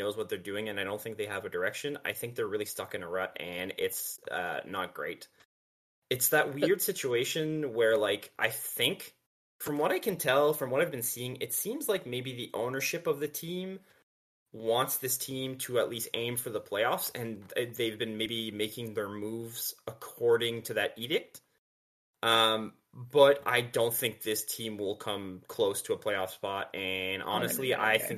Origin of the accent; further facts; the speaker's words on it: Canada; Us Canadians